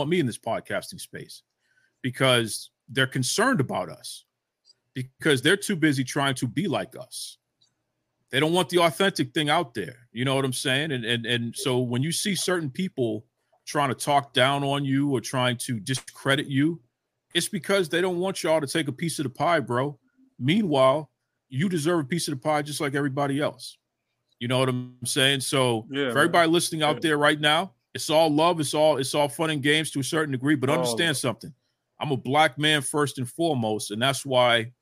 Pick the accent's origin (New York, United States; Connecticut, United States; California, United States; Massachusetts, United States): Massachusetts, United States; Boston; I'm from Boston